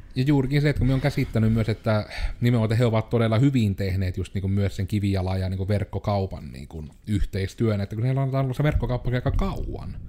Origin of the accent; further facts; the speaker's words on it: Joensuu, North Karelia, Finland; on koko ikänsä asunut Joensuussa